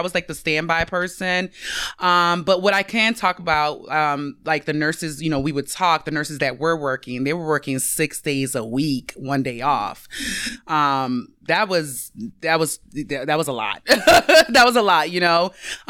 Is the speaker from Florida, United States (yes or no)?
yes; West Palm Beach, Florida, United States; I am from West Palm Beach, Florida